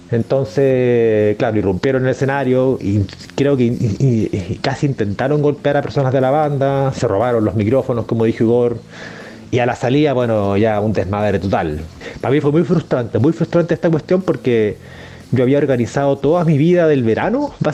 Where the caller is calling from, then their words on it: Santiago, Santiago Metropolitan Region, Chile; de Santiago de Chile.